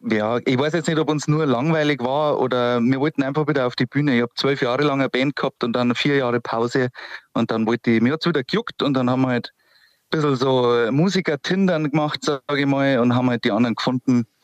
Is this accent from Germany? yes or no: yes; Wasserburg am Inn, Bavaria, Germany; Aber {S0} ich bin {S1} Richtung Wasserburg am Inn